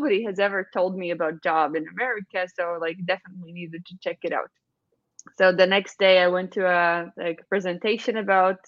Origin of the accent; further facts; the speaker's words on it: Valmiera, Latvia; moved away as an adult; I'm from Valmiera